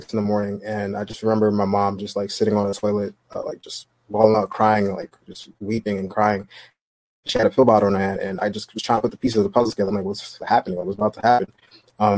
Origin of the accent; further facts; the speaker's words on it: New York City, New York, United States; I'm from Brooklyn, New York